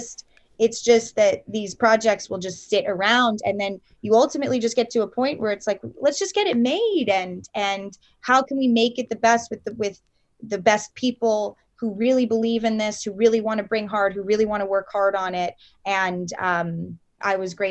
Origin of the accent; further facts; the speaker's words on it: New York City, New York, United States; I grew up in New York City.